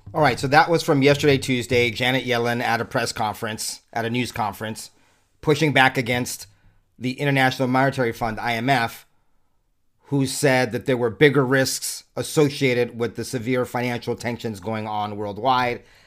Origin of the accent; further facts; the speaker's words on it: United States; I'm an American, an American consumer with a family and children